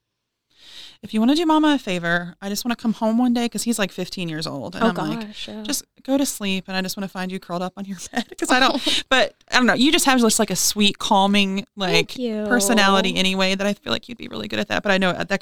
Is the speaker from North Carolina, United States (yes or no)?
yes; North Carolina, United States; now in Kentucky, United States; I grew up in North Carolina